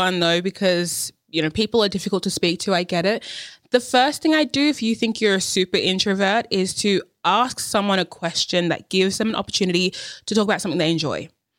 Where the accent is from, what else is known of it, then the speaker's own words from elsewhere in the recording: Australia; born there; I've been there heaps. Like, born in Australia.